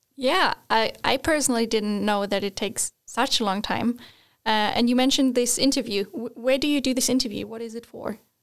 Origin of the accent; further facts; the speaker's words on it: Germany; moved away as an adult; now in Sweden; I'm from Germany, just moving to Sweden